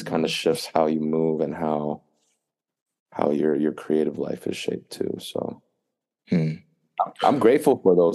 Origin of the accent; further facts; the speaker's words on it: East Coast, United States; moved away as an adult; now in California, United States; I grew up on the East Coast. I'm familiar with the East Coast